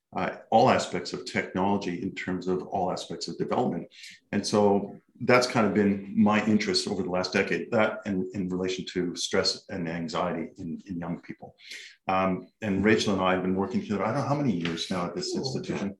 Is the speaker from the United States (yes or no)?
no; Canada; now in Australia; I'm from Canada originally. I've been in Australia since 1995